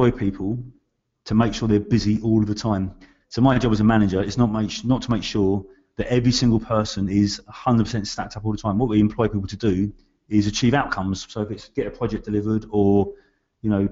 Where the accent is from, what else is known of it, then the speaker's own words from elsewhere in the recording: London, United Kingdom; I grew up in East London, so West Ham, …